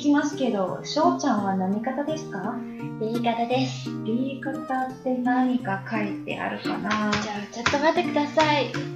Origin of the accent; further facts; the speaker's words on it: China; 私たち中国人